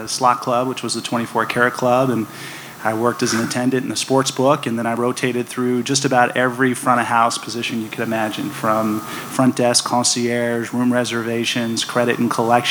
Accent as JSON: {"language": "English", "town": "San Francisco", "region": "California", "country": "United States", "tie": "born or raised there", "moved": "yes", "lives_now": "Las Vegas, United States", "said": "I grew up in San Francisco"}